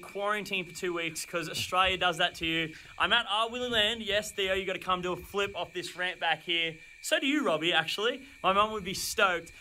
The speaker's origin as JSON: {"language": "English", "region": "Louisiana", "country": "United States", "said": "I'm from Louisiana"}